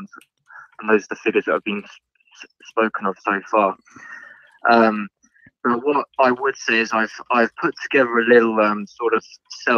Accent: Surrey, South East England, United Kingdom; I'm 20 years old and I'm from Surrey.

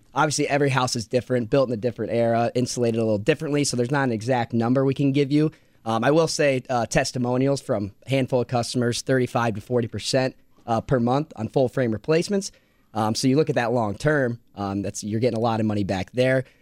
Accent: Iowa, United States; I grew up in Iowa

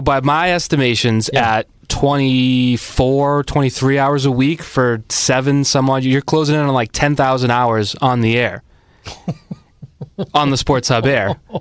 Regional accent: Boston, Massachusetts, United States; growing up in Boston

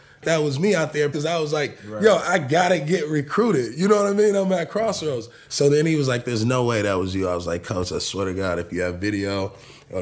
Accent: Los Angeles, California, United States; I'm also from the East Side

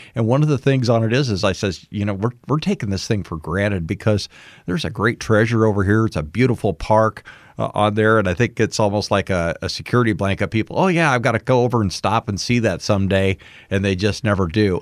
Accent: West Branch, Iowa, United States; moved away; I grew up in West Branch, uh, moved away. I was away for twenty-eight years and come back

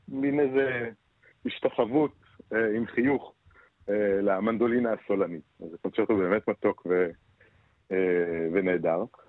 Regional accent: Beersheba, Southern District, Israel; born or raised there

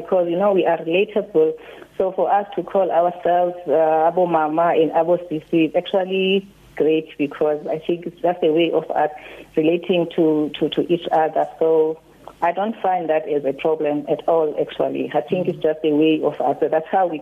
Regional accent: Mtansane, near East London, Eastern Cape, South Africa; I grew up in Mtansane, and we were living very far away from the city, which is the East London

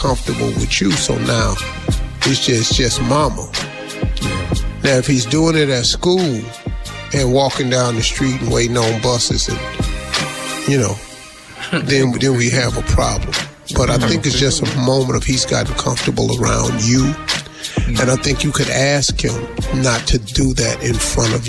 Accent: West Virginia, United States; I'm from West Virginia

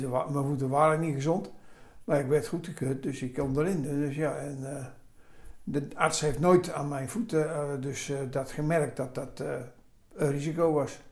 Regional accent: Amsterdam, North Holland, Netherlands; accent: Amsterdam; moved away as an adult; also born or lived in Roosendaal / Oude Bosch; now in Oudenbosch, Netherlands; Opgegroeid in Amsterdam

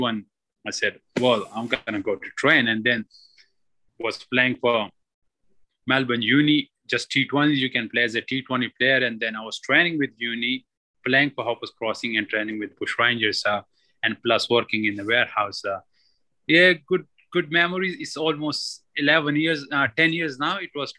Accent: Pakistan; I came from Pakistan and no training whatsoever, no cricket.

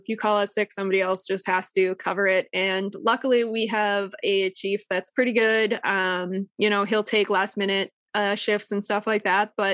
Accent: Massachusetts, United States; moved away as an adult; also born or lived in northern New Hampshire; now in New Hampshire, United States; I was from Massachusetts. I went to college and high school in Massachusetts. And no offense to my home state

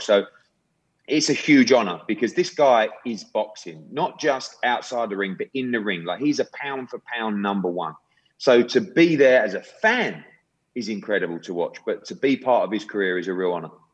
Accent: United Kingdom; as a Brit and, and someone that works in boxing

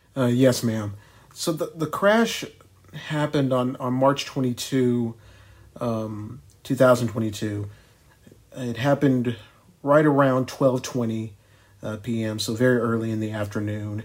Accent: Ardmore, Oklahoma, United States; Ardmore, my hometown in the west

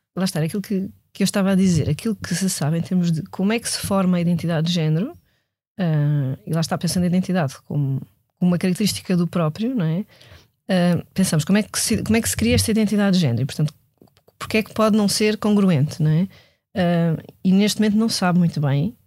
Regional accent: Portugal; sendo eu portuguesa, europeia, nascida neste, neste século

